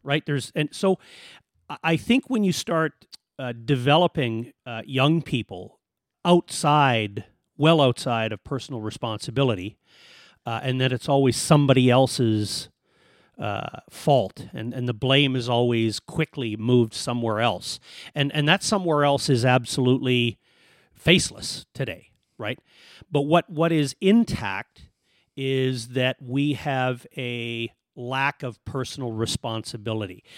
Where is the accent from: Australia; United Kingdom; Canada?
Canada; Edmonton, Alberta; moved away as an adult; now in Kelowna, Canada; we're from Alberta